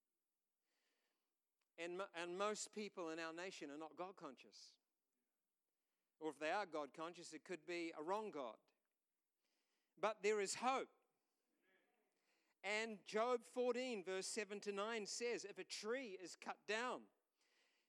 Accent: New Zealand; we're from New Zealand

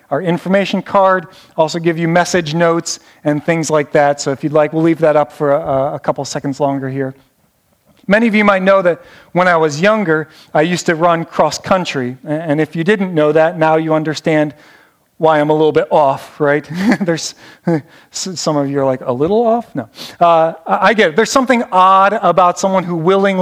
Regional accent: Northeast Ohio, United States; I'm from Northeast Ohio

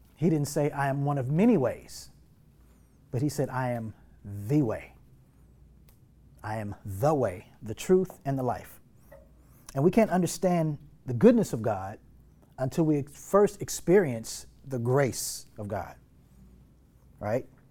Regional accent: North Texas, United States; growing up in North Texas, living in North Texas

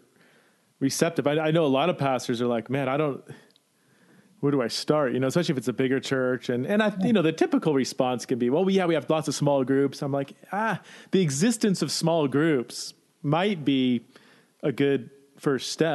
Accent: California, United States; now in Boise, United States; I'm from California

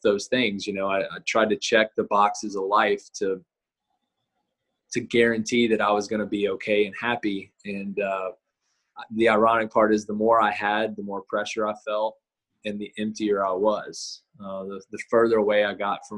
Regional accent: Nashville, Tennessee, United States; I grew up in Nashville, Tennessee

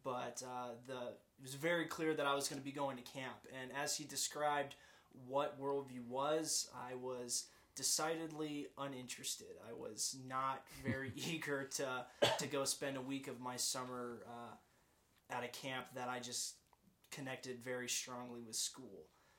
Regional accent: Pensacola, Florida, United States; I'm from Pensacola, Florida originally, Navy family, so bounced around a little bit, but Pensacola, Florida is home.

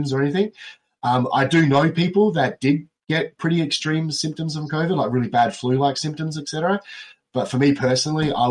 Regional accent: South Australia, Australia; I'm from South Australia.

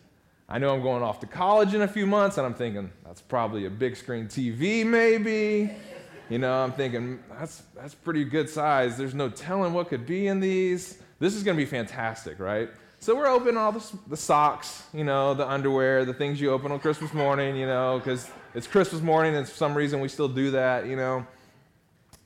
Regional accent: North Carolina, United States; now in Nashville, United States; My dad was pastor at Elon Powerline in Elon Burlington area for 16 or 17 years. And so I grew up on the North Carolina district

